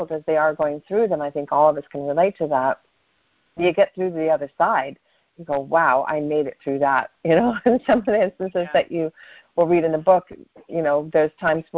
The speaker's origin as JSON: {"language": "English", "town": "Des Moines", "region": "Iowa", "country": "United States", "tie": "born or raised there", "moved": "yes", "said": "I grew up in Des Moines, Iowa, and I start off with that because I love coming from Iowa."}